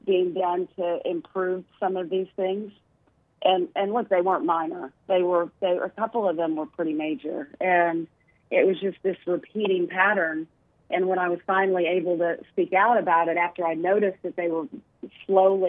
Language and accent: English; Arkansas, United States; moved away; my home state